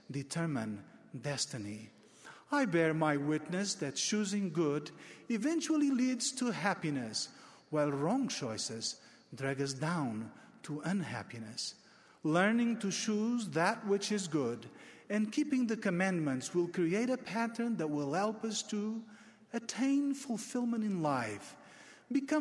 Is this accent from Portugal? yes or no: yes; Portugal; my home country of Portugal